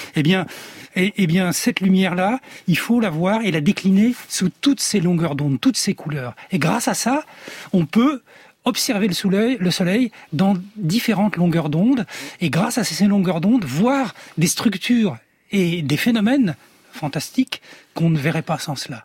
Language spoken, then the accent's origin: French; France; je suis un enfant du soleil, de l'autre côté aussi de la Méditerranée, même si je suis né là, en France